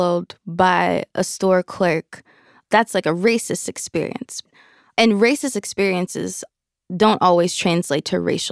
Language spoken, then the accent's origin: English; Kentucky, United States; I grew up in Kentucky, Southern girl, girl from the countryside, for sure.